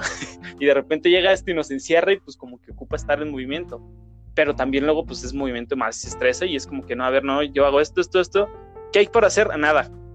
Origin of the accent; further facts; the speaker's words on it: Mexico; todos somos mexicanos